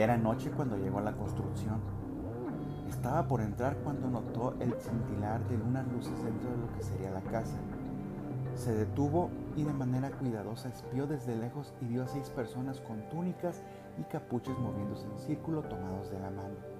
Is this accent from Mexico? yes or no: yes; Mexico; now in Aguascalientes, Mexico; yo soy originario de otro estado de la República Mexicana